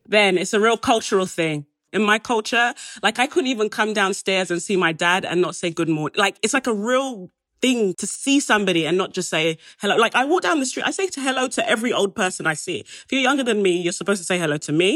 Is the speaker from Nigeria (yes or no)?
yes; Nigeria; I'm Nigerian